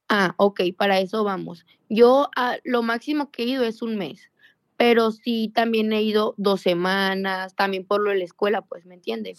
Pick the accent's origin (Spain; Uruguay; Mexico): Mexico; Sonora; yo soy de Sonora y ahí donde trabajo pues me queda como a 14 horas en autobús